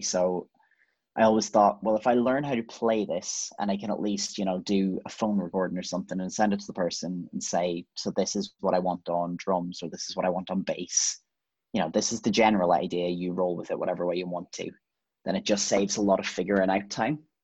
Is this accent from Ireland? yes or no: yes; Ireland; as as Irish people